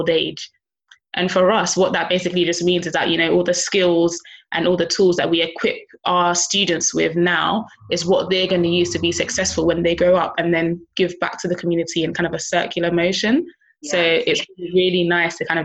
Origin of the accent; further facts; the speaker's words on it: London, United Kingdom; I was born in central London. I'm a London girl, born and raised